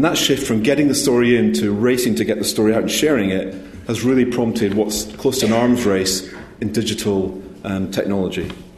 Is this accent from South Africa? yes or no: no; Scotland, United Kingdom; I am a Scottish accountant. I am proud of that fact as well.